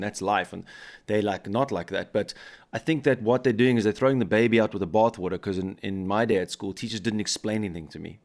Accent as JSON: {"language": "English", "country": "South Africa", "moved": "yes", "lives_now": "Bavaria, Germany", "said": "I'm from South Africa, where it's quite similar to American culture"}